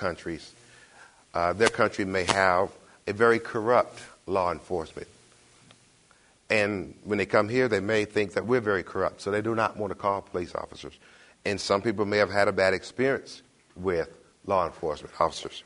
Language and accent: English; Detroit, Michigan, United States; now in Knoxville, United States; I am originally from Detroit.